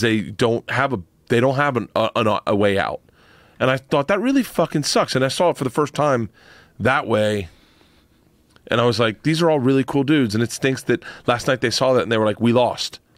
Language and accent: English; Florida, United States; I grew up in Florida.